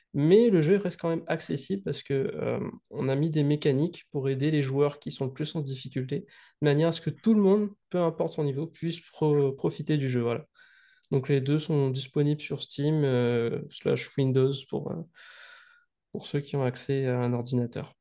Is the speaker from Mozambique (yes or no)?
no; Saint-Denis, Réunion; je suis né à Saint-Denis le jour de la Saint-Denis.